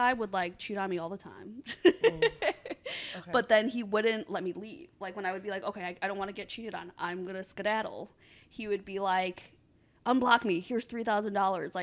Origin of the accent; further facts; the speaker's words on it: Chicago, Illinois, United States; moved away as an adult; also born or lived in China; now in Los Angeles, United States; I was born in China. I came here when I was 6 to Chicago, and we lived in the ghetto